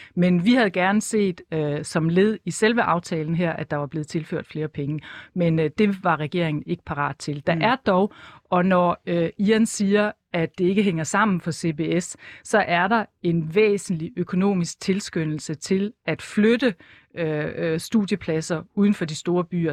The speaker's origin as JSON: {"language": "Danish", "town": "Esbjerg", "region": "Southern Denmark", "country": "Denmark", "tie": "born or raised there", "moved": "as an adult", "said": "så er jeg født og opvokset i Esbjerg"}